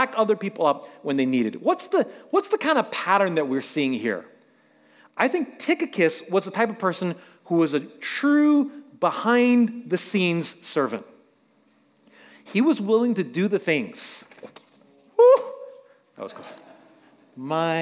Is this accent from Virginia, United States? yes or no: no; New York City, New York, United States; I grew up in New York City